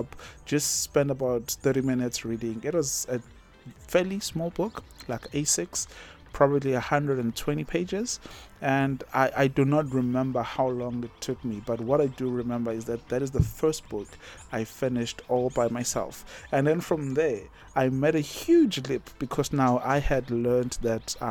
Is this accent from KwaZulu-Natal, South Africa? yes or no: yes; Umgababa, KwaZulu-Natal, South Africa; moved away as an adult; also born or lived in Durban; now in Botswana; I grew up in Umgababa, I was born and bred there, went to a local primary school, went to a local high school